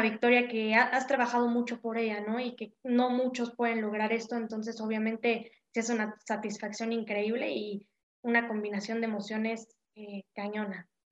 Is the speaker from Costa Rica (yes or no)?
no; Puebla, Mexico; yo soy de aquí de Puebla